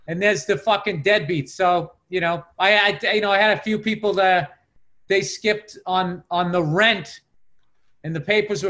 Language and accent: English; Massachusetts, United States